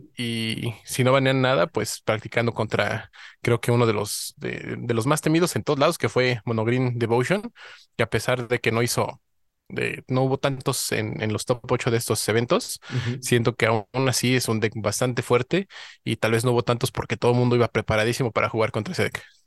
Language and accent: Spanish; Mexico; como buen mexicano